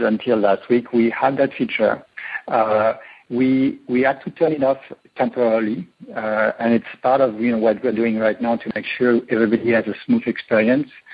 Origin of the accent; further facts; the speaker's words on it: France; moved away as an adult; now in Silicon Valley, United States; I was born in France